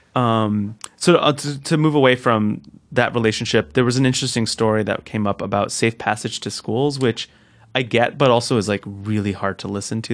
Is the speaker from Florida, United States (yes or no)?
no; Newark, New Jersey, United States; the house I grew up in in Newark